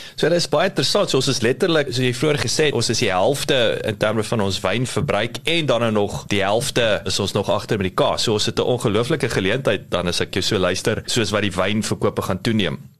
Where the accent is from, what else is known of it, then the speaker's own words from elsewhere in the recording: South Africa; baie trots as 'n Suid-Afrikaner